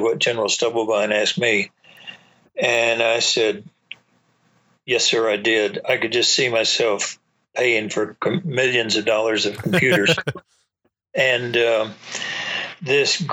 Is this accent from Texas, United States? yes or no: yes; East Texas, United States; moved away as an adult; also born or lived in Augsburg, Germany; I was raised in East Texas.